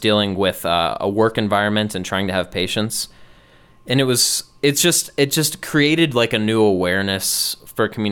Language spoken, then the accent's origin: English; United States; I am American